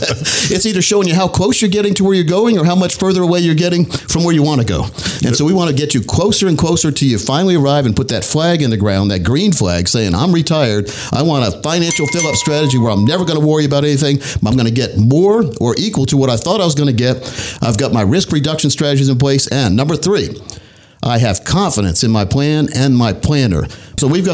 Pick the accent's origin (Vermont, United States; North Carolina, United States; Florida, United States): North Carolina, United States; Scotland County; born or raised there